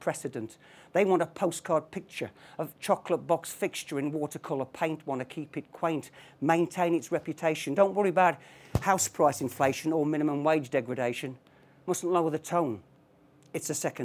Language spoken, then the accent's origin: English; Dudley, West Midlands, United Kingdom; now in Five Lanes, United Kingdom; I don't come from Five Lanes. I come from the West Midlands, a place called Dudley.